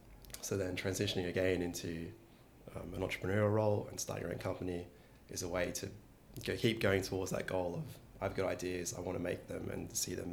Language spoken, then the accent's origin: English; Australia; moved away; also born or lived in Wollongong; I'm from Australia. I went to a not very well-known university, the wonderful University of Wollongong. And I did an exchange here at UC Berkeley, which is, of course, in the Bay Area.